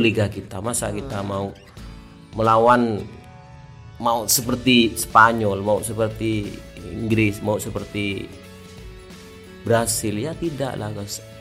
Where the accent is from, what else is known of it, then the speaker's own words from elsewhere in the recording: Bangkalan, East Java, Indonesia; Kita sebagai orang Bang Kalan